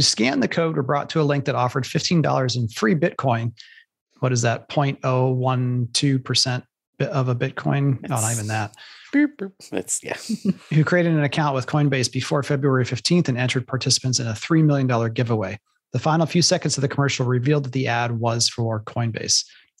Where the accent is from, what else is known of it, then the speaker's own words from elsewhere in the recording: Ohio, United States; And I'm from Ohio, so I should have been watching the Bengals the whole time